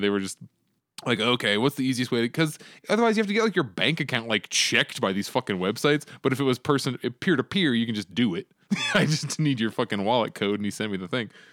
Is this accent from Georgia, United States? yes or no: no; Arizona, United States; here in Arizona, my home state